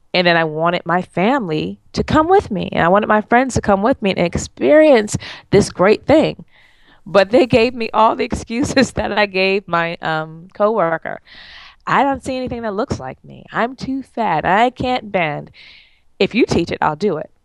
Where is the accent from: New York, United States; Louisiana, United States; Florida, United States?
New York, United States; moved away; I'm from New York